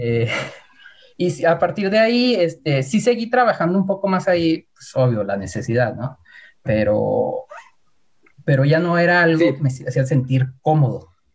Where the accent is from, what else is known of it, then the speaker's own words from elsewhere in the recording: Hidalgo del Parral, Chihuahua, Mexico; soy de Parral, que es una ciudad pequeña